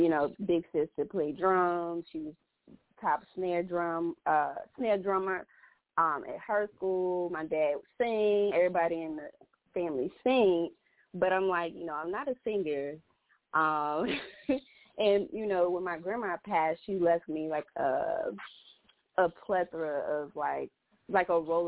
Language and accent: English; Lynchburg, Virginia, United States; Lynchburg, Virginia.